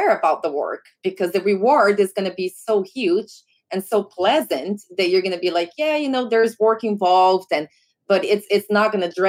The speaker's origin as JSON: {"language": "English", "country": "Brazil", "tie": "born or raised there", "moved": "yes", "said": "I grew up in Brazil and I rode horses growing up"}